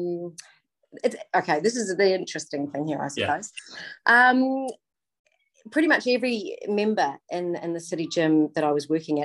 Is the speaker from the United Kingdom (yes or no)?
no; Matamata, Waikato, New Zealand; moved away; also born or lived in Sydney, Australia; I just sort of moved back from Aussie and sort of said I'd never live in my hometown and marry a farmer, and that's exactly what I did